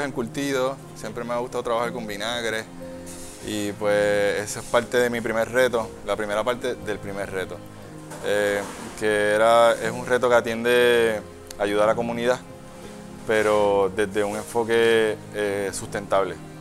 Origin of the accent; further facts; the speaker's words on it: San Juan, Puerto Rico; also born or lived in Santurce, San Juan; Yo, yo soy de Río Piedra, pero nací en Santurce